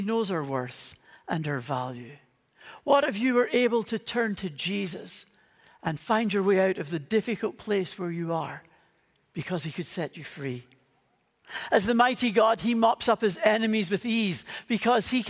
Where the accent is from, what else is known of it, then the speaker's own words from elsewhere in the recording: Northern Ireland, United Kingdom; moved away; You can maybe tell from the accent that I grew up in Northern Ireland